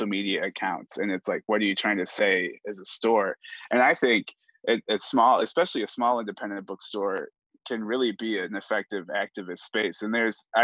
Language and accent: English; Cleveland, Ohio, United States; moved away as an adult; now in Kansas, United States; I grew up in Cleveland, Ohio